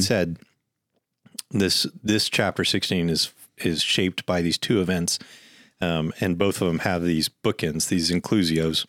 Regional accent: United States; as an American

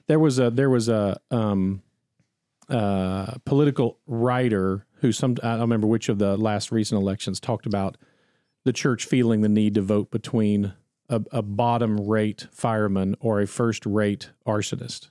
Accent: United States; as an American

